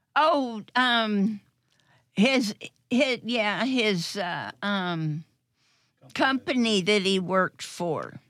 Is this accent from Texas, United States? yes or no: yes; Killeen, Texas, United States; moved away as an adult; also born or lived in California; now in Middleburg, United States; we lived in Killeen, and it's, it's, uh, being next door to Fort Hood